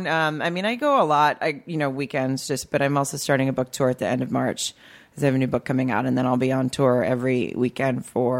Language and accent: English; Farmington, Arkansas, United States; Arkansas. It's a town called Farmington, right outside of Fayetteville.